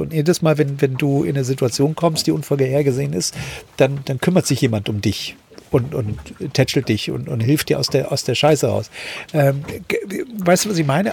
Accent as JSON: {"language": "German", "region": "East Germany", "country": "Germany", "moved": "as an adult", "said": "ich bin ja mit 18 damals aus der DDR geflohen, ganz alleine"}